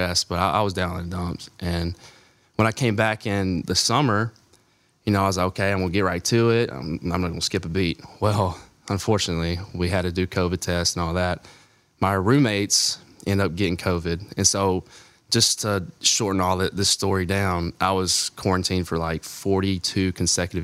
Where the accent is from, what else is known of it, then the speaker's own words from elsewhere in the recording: Alabama, United States; I grew up in Alabama, and Alabama was my team